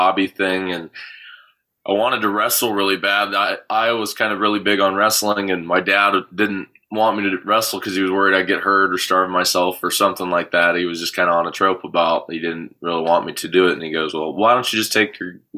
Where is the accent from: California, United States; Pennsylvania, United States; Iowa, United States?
Iowa, United States; Sioux City; moved away as an adult; now in Nashville, United States; I'm from Sioux City, Iowa originally, which is a tri-state area, South Dakota and Nebraska and Iowa right there. So that's where home is